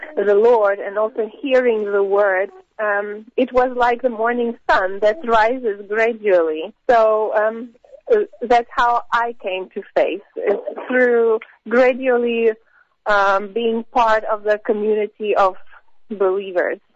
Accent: Samara, Samara Oblast, Russia; moved away as an adult; also born or lived in St. Petersburg; I was born in St. Petersburg in, in Russia. Um, yeah, but I basically grew up in a different city. I grew up in Samara

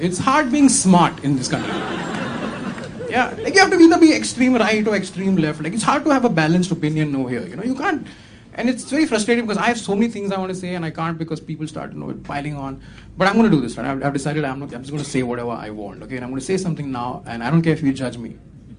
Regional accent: India; born there; Second reason, Fawad was born in Pakistan. I was born in India.

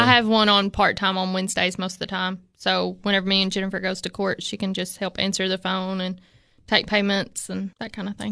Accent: Moss, Tennessee, United States; I grew up in Moss

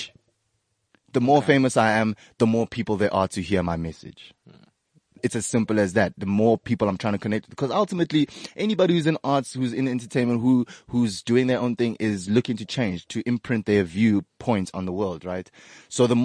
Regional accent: South Africa

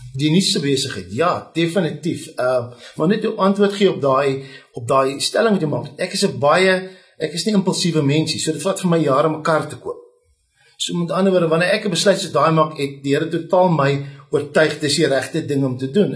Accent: Bellville, Western Cape, South Africa; moved away as an adult; now in Beaufort West, South Africa; ek het groot geword in Oakdale Belwel

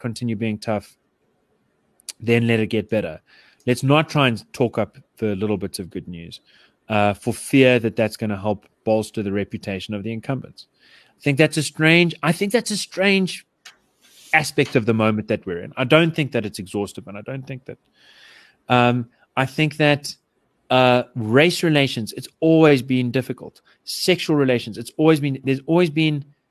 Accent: South Africa; I grew up in Yeovil

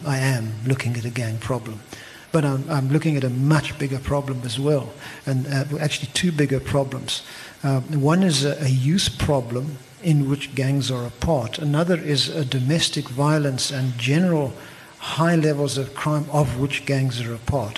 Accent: Eastern Cape, South Africa; now in Cape Town, South Africa; I come from the Eastern Cape

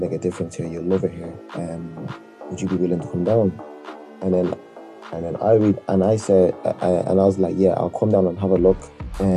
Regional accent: South Africa; moved away; being a South African

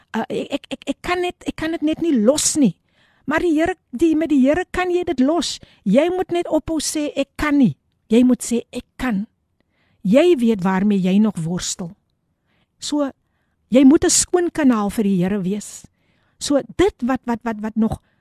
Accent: Somerset West, Western Cape, South Africa; now in Eerste River, South Africa; Ek is in Somerset West gebore en dit is net lekker om altyd terug te gaan na jou roots toe.

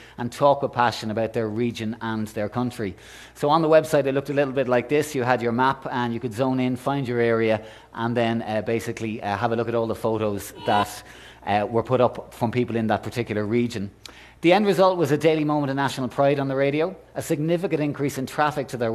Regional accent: Ireland; I'm Irish

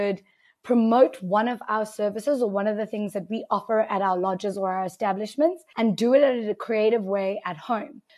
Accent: South Africa; as a South African

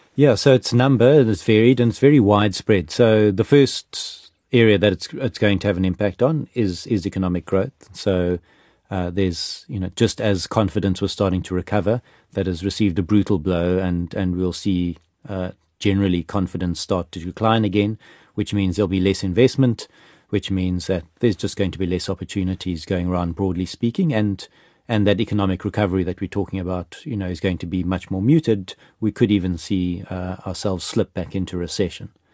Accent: South Africa; as a South African

